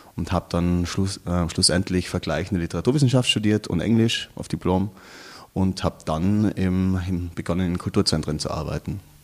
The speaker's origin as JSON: {"language": "German", "town": "Innsbruck", "region": "Tyrol", "country": "Austria", "tie": "born or raised there", "said": "ich komme aus Innsbruck, das ist ja doch eine kleinere Stadt als Wien. Ähm, bin dort aufgewachsen"}